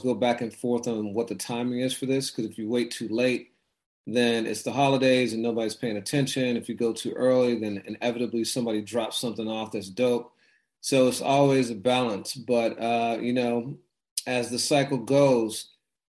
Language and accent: English; Midwest, United States; I'm from the Midwest